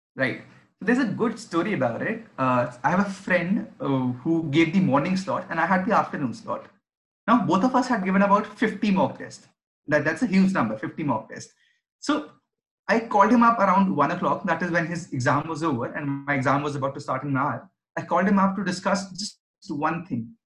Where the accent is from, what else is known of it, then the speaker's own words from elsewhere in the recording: Delhi, India; I was born and brought up in Delhi